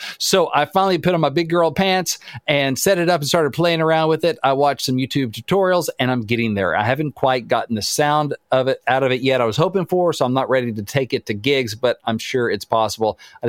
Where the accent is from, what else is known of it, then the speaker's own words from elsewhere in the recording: Arkansas, United States; growing up in Arkansas.